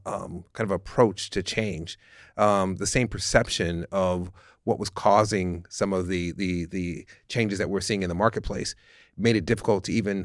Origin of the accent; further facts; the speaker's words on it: San Francisco, California, United States; But I grew up in San Francisco. We grew up in a working class neighborhood that was extraordinarily diverse.